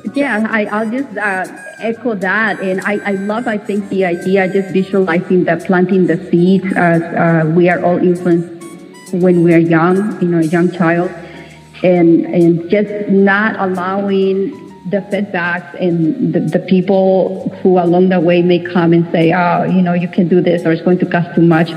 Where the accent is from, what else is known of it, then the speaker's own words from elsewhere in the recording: Mexico; English is a second language; moved away as an adult; now in United States; I came from Mexico and I became a naturalized U.S. citizen